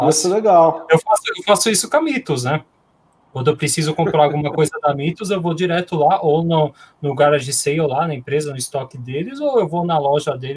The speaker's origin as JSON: {"language": "Portuguese", "region": "São Paulo", "country": "Brazil", "said": "eu que sou de São Paulo, que moro perto da Panini"}